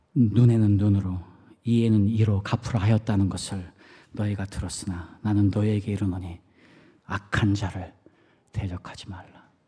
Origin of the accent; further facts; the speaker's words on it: South Korea; moved away; 저는 한국 사람으로서